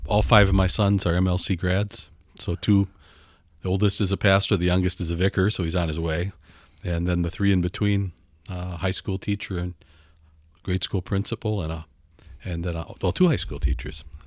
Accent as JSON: {"language": "English", "town": "Fond du Lac", "region": "Wisconsin", "country": "United States", "tie": "born or raised there", "also_born_or_lived": "Minnesota", "said": "Six months I lived there, and then my my dad was a pastor, took a call. So yeah, the only home I knew was Fond du Lac, all the way from six months old to college"}